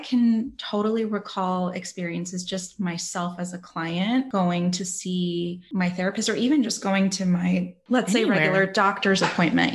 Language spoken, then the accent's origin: English; California, United States; now in Florida, United States; I'm from California, currently live in Florida right now